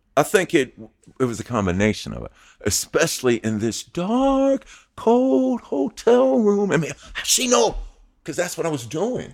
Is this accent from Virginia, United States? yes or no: no; New York City, New York, United States; moved away; also born or lived in New Jersey; from Hollis, Queens, New York.